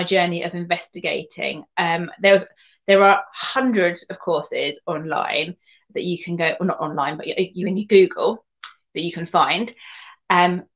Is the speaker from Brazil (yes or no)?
no; Surrey, South East England, United Kingdom; moved away as an adult; also born or lived in Devon; now in Somerset, United Kingdom; I grew up in Surrey